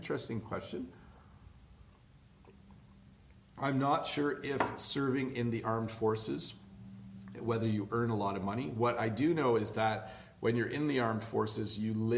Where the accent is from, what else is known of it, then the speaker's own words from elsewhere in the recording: Canada; I was born in Canada. I am what's considered a first generation Canadian